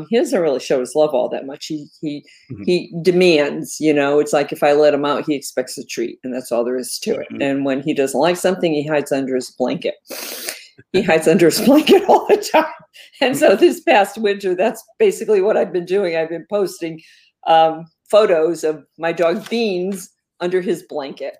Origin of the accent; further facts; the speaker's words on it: Connecticut, United States; I'm a lifelong resident of Connecticut, and I like it